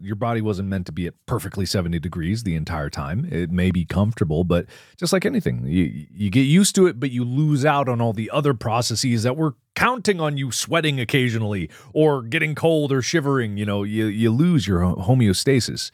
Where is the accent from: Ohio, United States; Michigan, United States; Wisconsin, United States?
Ohio, United States; Cincinnati; now in Los Angeles, United States; we grew up in Cincinnati